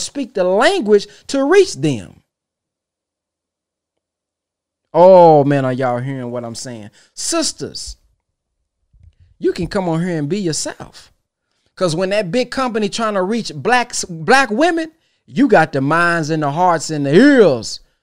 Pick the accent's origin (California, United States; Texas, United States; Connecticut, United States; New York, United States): Texas, United States; I'm from Texas